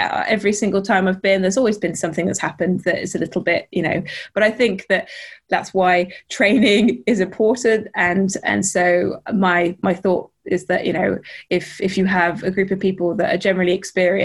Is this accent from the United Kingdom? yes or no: yes; Lake District, North West England, United Kingdom; I grew up in the Lake District